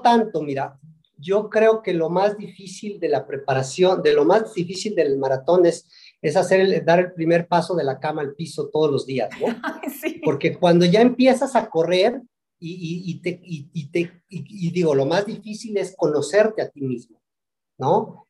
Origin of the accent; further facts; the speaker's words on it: Tecomate, Veracruz, Mexico; also born or lived in Zacatlán de las Manzanas, Puebla; Nací en Zacatlán de las Manzanas y bueno, pues, pero crecí en el, norte de Veracruz, en, Tecomate